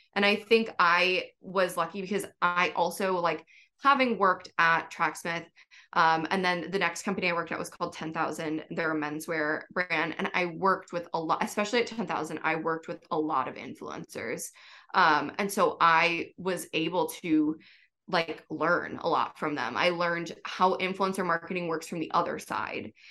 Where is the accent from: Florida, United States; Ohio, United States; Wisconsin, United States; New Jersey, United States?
Wisconsin, United States; moved away as an adult; now in New York City, United States; I'm from Wisconsin